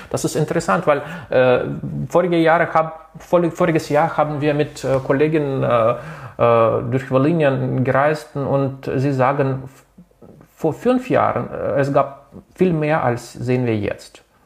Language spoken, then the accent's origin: German; Kazakhstan; also born or lived in Latvia; now in Ukraine; ich bin äh, selber in Lettland geboren und in Kasachstan habe ich aufgewachsen